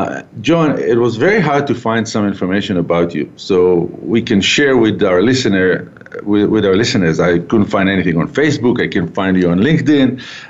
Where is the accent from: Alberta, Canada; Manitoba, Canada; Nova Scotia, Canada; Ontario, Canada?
Alberta, Canada; Calgary; We're broadcasting back from Calgary, my hometown